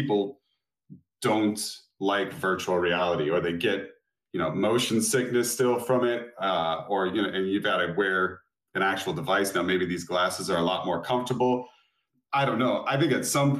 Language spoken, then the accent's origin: English; Florida, United States; I live in Florida. I'm from Florida